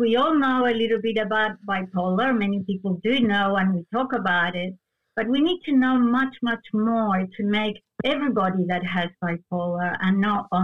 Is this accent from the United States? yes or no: no; Argentina; accent: Spanish; first language Spanish; English is a second language; moved away; I was born in Argentina